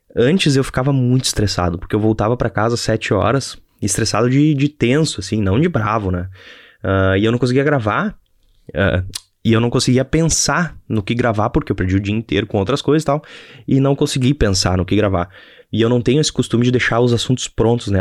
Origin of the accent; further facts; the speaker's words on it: Novo Hamburgo, Rio Grande do Sul, Brazil; E eu sou de Novo Hamburgo, aqui no Rio Grande do Sul.